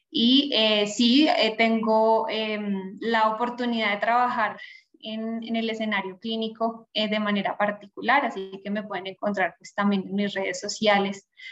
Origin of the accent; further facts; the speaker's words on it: Bogotá, Colombia; yo soy colombiana, rola, decimos por acá, bogotana